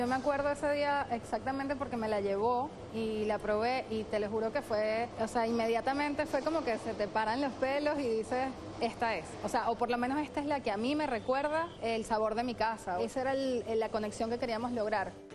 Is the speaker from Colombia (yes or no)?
no; Venezuela; moved away as an adult; now in Buenos Aires, Argentina; nosotros vivimos cuando éramos chiquitos en Venezuela